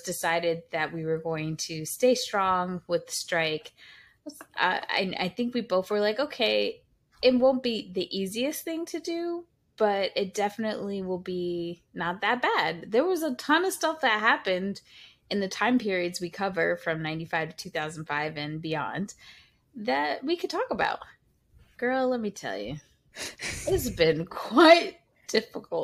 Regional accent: New York, United States; we grew up in New York

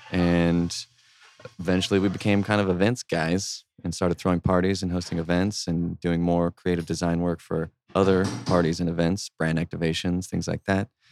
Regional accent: San Antonio, Texas, United States; moved away as an adult; also born or lived in Boston; now in Austin, United States; also from San Antonio

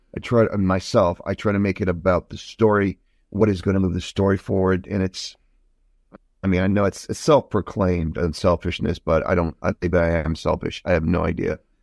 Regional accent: Croatia; I'm from Croatia

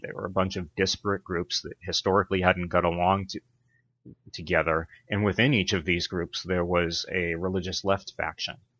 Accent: Brockton, Massachusetts, United States; moved away as an adult; also born or lived in Pennsylvania / Los Angeles, California / Washington D.C.; I grew up in a blue collar town in Massachusetts called Brockton

